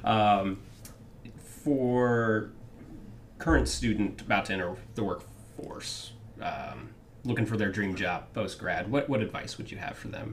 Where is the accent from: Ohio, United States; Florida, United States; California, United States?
Ohio, United States; Coshocton; I grew up in Coshocton, you know, not far from Newark